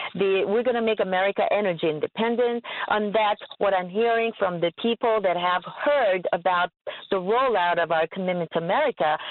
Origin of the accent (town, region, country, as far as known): California, United States